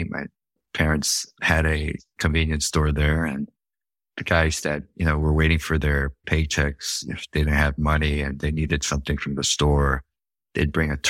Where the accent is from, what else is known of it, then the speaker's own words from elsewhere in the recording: South Korea; it didn't matter if I said, yeah, I guess I'm from Korea.